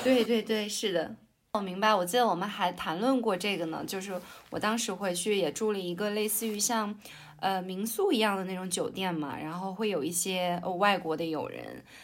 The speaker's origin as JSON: {"language": "Chinese", "town": "Baotou", "region": "Inner Mongolia", "country": "China", "tie": "born or raised there", "also_born_or_lived": "Beijing / Shanghai / Jiangsu", "said": "我现在在我的家乡内蒙古包头。然后我现在是一名律师"}